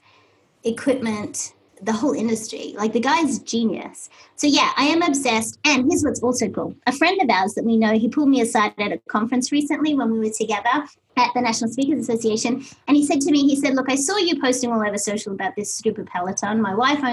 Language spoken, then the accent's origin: English; Australia; moved away; I'm Australian, I know kilometers. I have no concept of miles even to this day